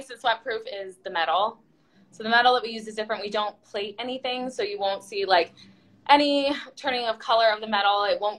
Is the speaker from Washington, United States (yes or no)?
yes; Washington, United States; moved away; also born or lived in Denver; I'm from Washington State